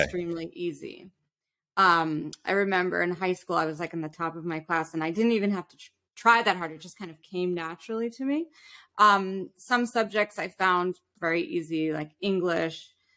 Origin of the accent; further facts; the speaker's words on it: New York City, New York, United States; we were definitely middle class growing up in New York City. We had this beautiful little island that we lived on called Roosevelt Island